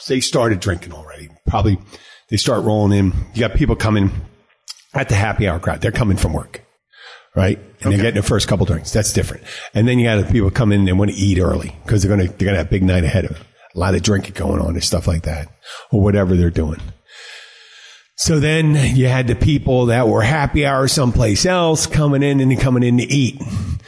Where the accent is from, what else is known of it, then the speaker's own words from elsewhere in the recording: Philadelphia, Pennsylvania, United States; I grew up in Philly